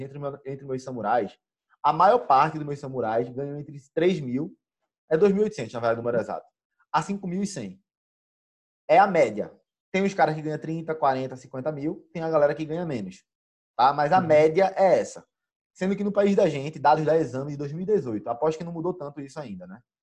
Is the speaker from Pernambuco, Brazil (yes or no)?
yes; Pernambuco, Brazil; a primeira vez que eu saí de Pernambuco